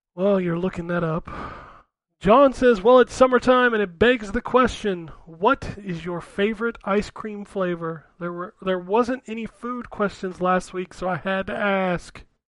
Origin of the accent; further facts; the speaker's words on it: United States